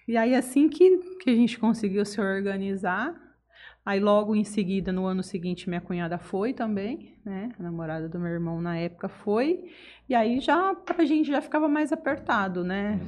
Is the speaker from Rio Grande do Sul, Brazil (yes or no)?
no; Votuporanga, São Paulo, Brazil; moved away as an adult; also born or lived in Ariquemes, Rondônia; now in Jales, Brazil; Rondônia com 4 anos para Votuporanga e Votuporanga fiquei até os 21